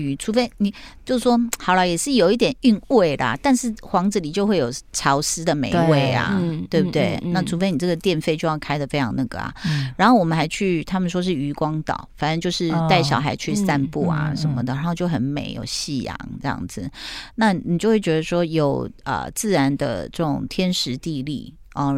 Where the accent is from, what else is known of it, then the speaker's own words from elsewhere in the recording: Taipei, Taiwan; 果然我们台北人，我们的眼界都被说的好小。